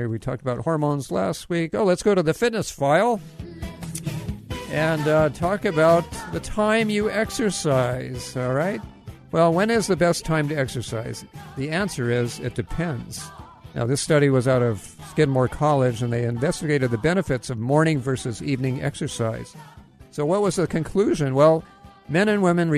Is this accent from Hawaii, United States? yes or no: yes; Hawaii, United States; moved away; I grew up in Hawaii